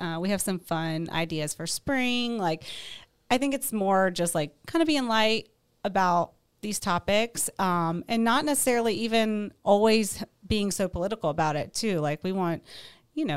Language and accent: English; United States; we love being American